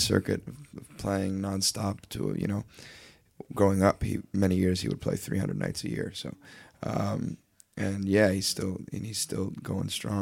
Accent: Leamington, Ontario, Canada; moved away; also born or lived in Nashville; we're from Leamington, Ontario

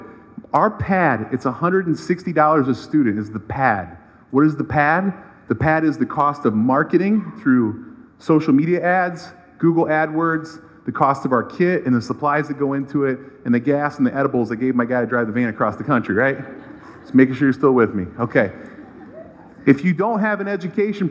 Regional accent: Cleveland, Ohio, United States; I'm from Cleveland. I'm a proud local Cleveland guy

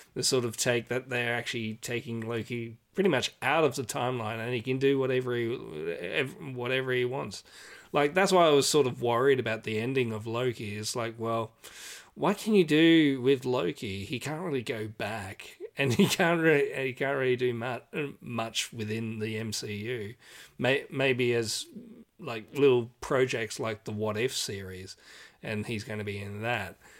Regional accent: Australia; as Australian

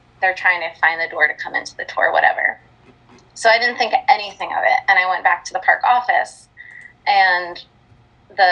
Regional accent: New Jersey, United States; So I grew up in North Jersey

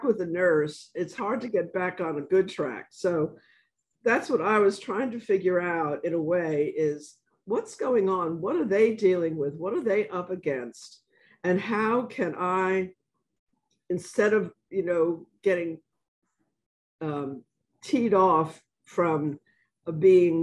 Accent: New York City, New York, United States; I'm from the South. And then I pause, and then I say, Bronx

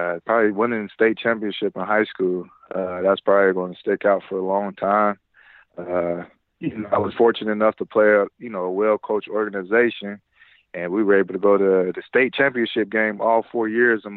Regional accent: Ohio, United States; I'm from Ohio, so I grew up watching a lot of Chad Johnson

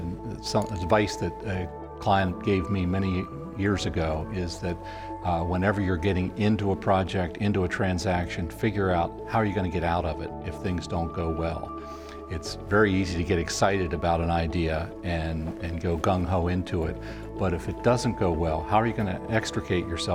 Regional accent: York County, Pennsylvania, United States; I was born in York County and grew up in a farm in southern York County

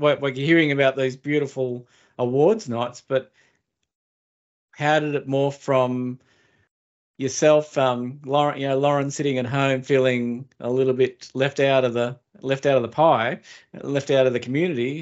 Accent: Australia; born or raised there

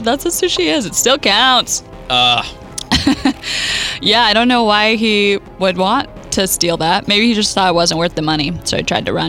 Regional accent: Idaho, United States; my home state of Idaho

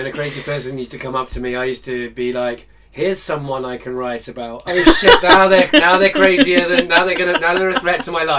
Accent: Lancaster, North West England, United Kingdom; now in London, United Kingdom; I came from Lancaster, which is, I guess, like the Midwest. It's the it's in the north. It's a small town.

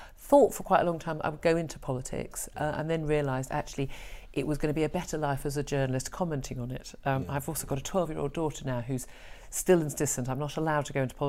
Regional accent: Birmingham, West Midlands, United Kingdom; born there; I was born in Birmingham.

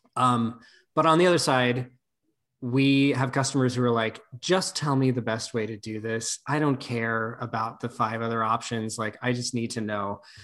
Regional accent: Nevada, United States; I grew up in Nevada, not in Vegas

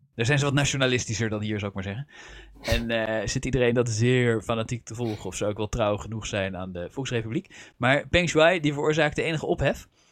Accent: Netherlands; accent: Dutch; mijn eigen Nederlandse accent

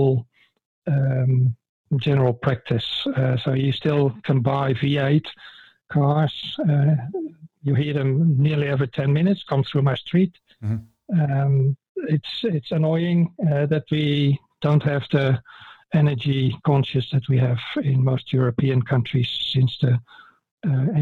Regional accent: Netherlands; accent: Dutch; English is a second language; moved away as an adult; now in Australia; I'm originally from the Netherlands

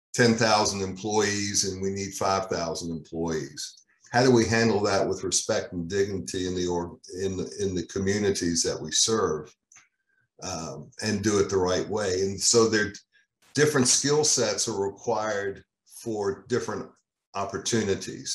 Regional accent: Virginia, United States; moved away; back in Virginia, which is my home state

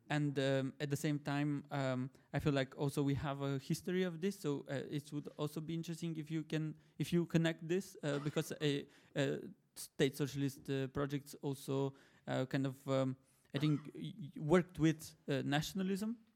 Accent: Bulgaria; English is a second language; I'm from Bulgaria

